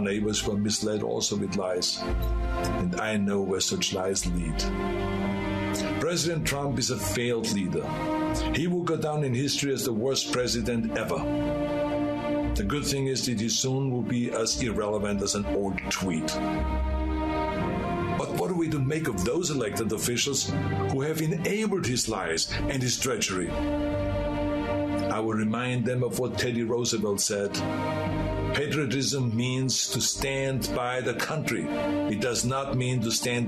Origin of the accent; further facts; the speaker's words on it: Austria; now in United States; I grew up in Austria